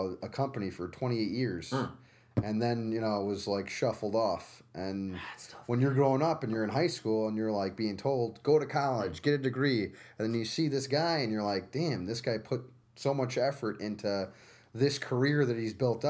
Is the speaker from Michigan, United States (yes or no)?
no; Utica, New York, United States; also born or lived in Albany, United States; At St. Luke's Hospital in Manhattan, and then moved up here when I was 4 years old